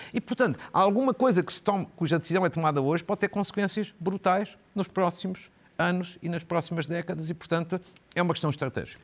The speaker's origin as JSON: {"language": "Portuguese", "country": "Portugal", "tie": "born or raised there", "said": "Uma professora de FAF, por mera coincidência, é a minha terra"}